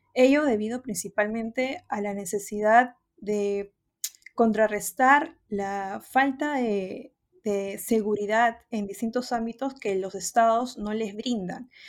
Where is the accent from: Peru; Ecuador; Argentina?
Peru; la peruana, eh, porque es el, país de donde soy